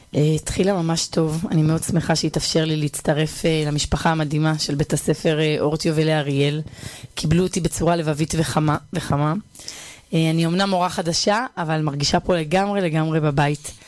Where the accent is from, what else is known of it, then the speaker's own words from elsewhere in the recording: Bar Yohai, Northern District, Israel; moved away as an adult; also born or lived in Hispin; now in Ariel; אני גדלתי ביישוב בר יוחאי אה, שבצפון